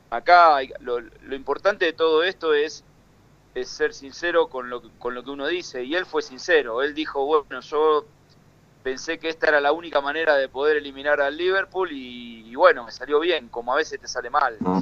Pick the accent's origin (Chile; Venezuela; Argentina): Argentina; nosotros como argentinos